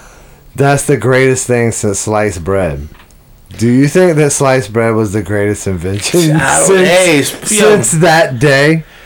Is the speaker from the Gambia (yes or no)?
no; United States; I'm from America, man.